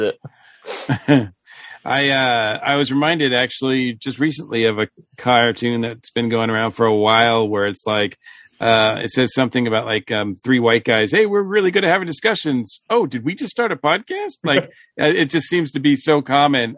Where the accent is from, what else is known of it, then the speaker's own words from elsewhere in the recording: Massachusetts, United States; I grew up in in Massachusetts